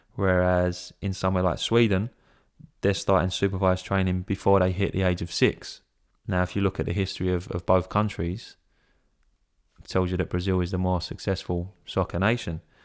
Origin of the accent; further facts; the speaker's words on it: England, United Kingdom; I'm English